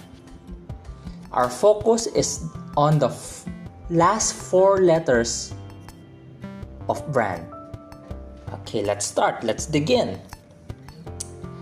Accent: Philippines; I'm a Filipino, I'm from the Philippines

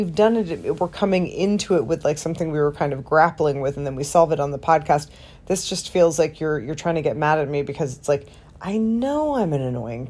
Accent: Canada; and I am a Canadian.

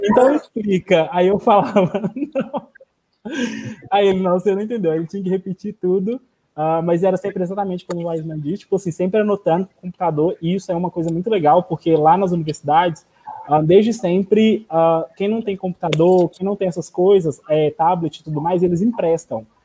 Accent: Brazil; moved away as an adult; eu sou brasileiro, eu não entendo catalão

